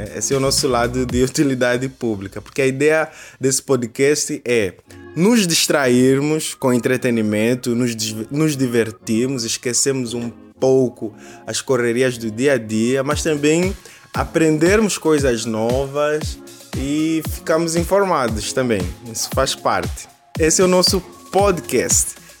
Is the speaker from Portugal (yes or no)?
no; Angola; now in Brazil; eu que vos falo sou angolano